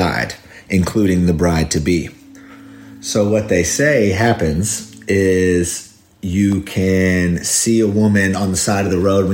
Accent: Kentucky, United States; now in Maidstone, United Kingdom; I'm originally from Kentucky, but I live in England now.

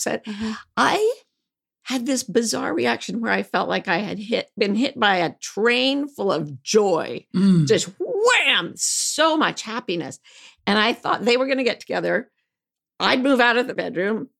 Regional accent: Provo, Utah, United States; when I was growing up in Provo, Utah

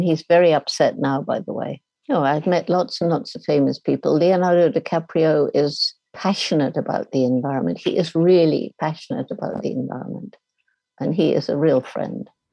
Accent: United Kingdom; also born or lived in Tanzania

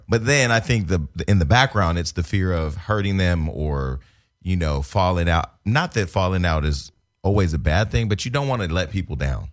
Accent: Bay Area, Northern California, United States; now in Los Angeles, United States; I'm from Northern California, the Bay Area, that's, we the home of the scam.

